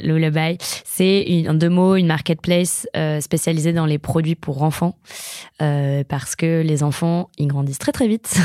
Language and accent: French; a village in the Fontainebleau forest, Île-de-France, France; j'ai grandi dans un village de la forêt de Fontainebleau qui est très connu pour l'escalade